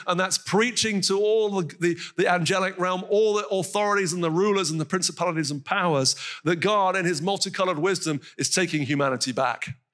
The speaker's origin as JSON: {"language": "English", "region": "North Carolina", "country": "United States", "moved": "yes", "said": "from where I'm from in North Carolina, as you can tell from my accent"}